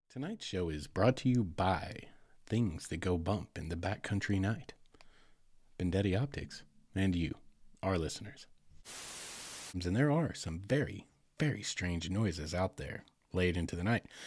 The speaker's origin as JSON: {"language": "English", "region": "Arkansas", "country": "United States", "tie": "born or raised there", "said": "right here in my home state"}